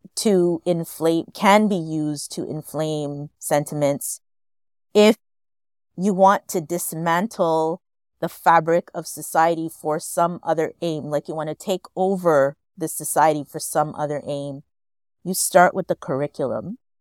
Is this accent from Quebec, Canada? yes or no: yes; Montreal, Quebec, Canada; I grew up in Montreal.